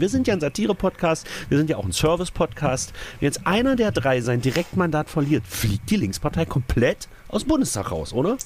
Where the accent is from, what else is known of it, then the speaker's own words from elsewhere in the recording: East Germany, Germany; also born or lived in Magdeburg; ich bin Ossi. Genau. Also bin ich quasi, weil ich ja äh, quasi in dem falschen Land geboren wurde